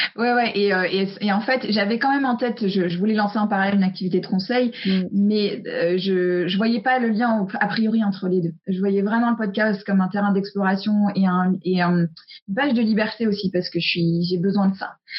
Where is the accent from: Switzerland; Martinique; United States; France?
United States; moved away; j'ai grandi aux US